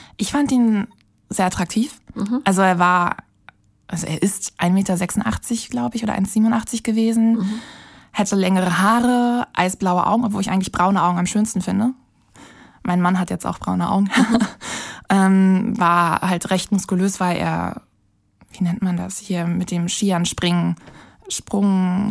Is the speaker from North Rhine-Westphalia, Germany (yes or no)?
no; Berlin, Germany; in meiner Heimatstadt, also in Berlin